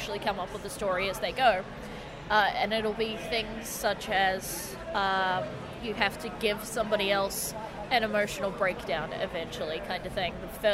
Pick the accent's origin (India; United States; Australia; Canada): Australia; Melbourne, Victoria; I'm from Melbourne